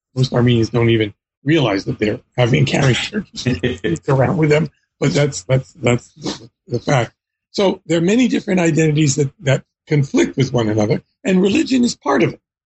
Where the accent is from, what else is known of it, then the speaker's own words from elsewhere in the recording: Philadelphia, Pennsylvania, United States; I was born in the United States in Philadelphia, PA. My mom was also born there